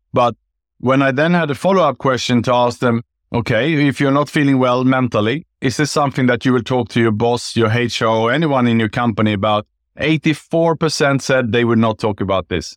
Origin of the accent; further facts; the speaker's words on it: Sweden; moved away as an adult; also born or lived in Gold Coast, Australia / Bangkok, Thailand; now in Singapore; I was born in Sweden